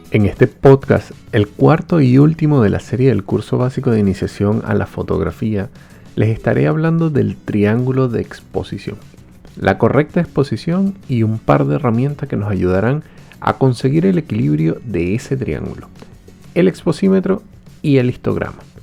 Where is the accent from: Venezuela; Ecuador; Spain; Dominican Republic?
Venezuela; moved away